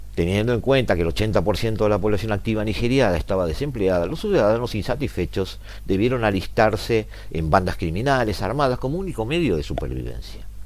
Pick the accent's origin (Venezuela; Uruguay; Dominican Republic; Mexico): Uruguay; Montevideo; nosotros como montevideanos, como uruguayos